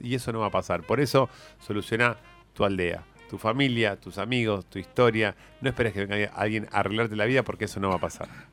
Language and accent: Spanish; Argentina